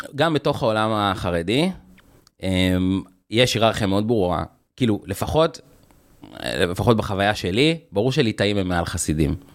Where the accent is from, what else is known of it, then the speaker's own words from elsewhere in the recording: Jerusalem, Jerusalem District, Israel; משפחה, אה, כורדית, חילונית, מסורתית, גרנו בירושלים